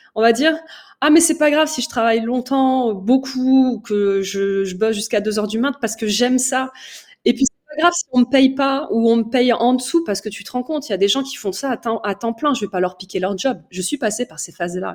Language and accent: French; Paris, Île-de-France, France; also born or lived in Oujda, Morocco; Je suis euh, originaire de l'Est marocain. Je suis née à Paris et je suis d'origine amazir